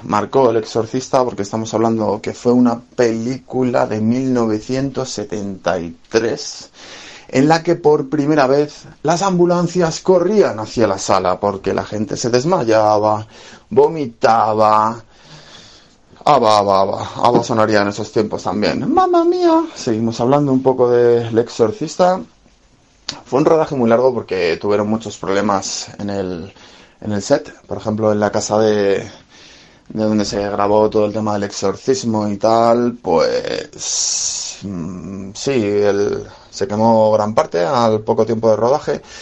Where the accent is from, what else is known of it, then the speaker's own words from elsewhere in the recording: Spain; siendo cinéfilo español